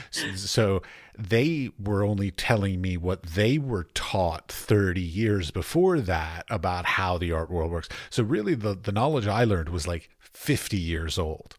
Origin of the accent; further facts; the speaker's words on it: Washington, District of Columbia, United States; moved away as an adult; also born or lived in Iowa / North Carolina / San Francisco / Ohio; now in Prague, Czech Republic; I grew up in Washington, D C